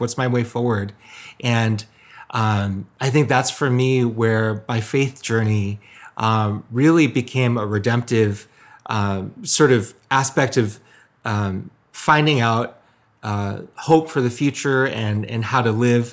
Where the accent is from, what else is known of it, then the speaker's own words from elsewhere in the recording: Michigan, United States; my ethnic background is Korean, um, but I was born and raised in Michigan. So full, full-on Michigander